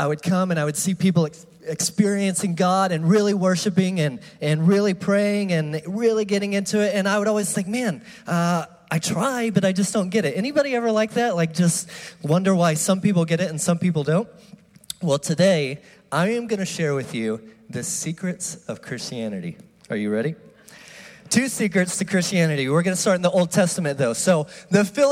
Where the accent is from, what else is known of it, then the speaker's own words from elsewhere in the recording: United States; I am from the U.S.